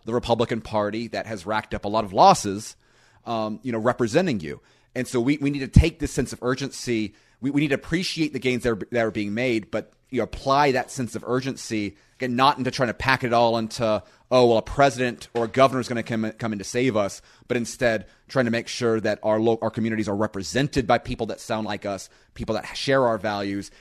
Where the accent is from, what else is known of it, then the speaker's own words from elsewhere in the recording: Panama City Beach, Florida, United States; where I live in Panama City Beach